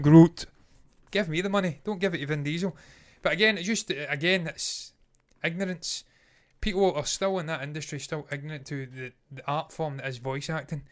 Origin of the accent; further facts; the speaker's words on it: Scotland, United Kingdom; we are not American. Eh, we're Scottish